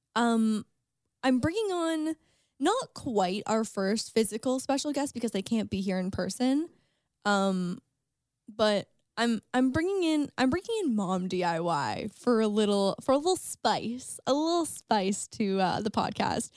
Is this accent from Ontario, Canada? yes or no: yes; St. Catharines, Ontario, Canada; Saint Catharines. my hometown